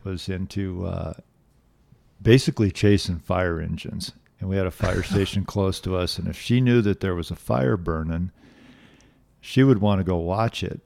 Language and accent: English; Los Angeles, California, United States; I grew up in a suburb of Los Angeles called Reseda